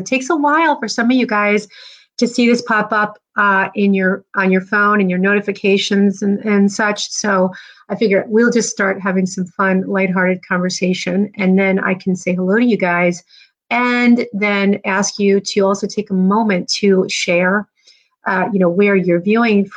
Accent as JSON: {"language": "English", "region": "New Jersey", "country": "United States", "tie": "born or raised there", "also_born_or_lived": "New York", "moved": "yes", "lives_now": "Indiana, United States", "said": "I grew up in New Jersey"}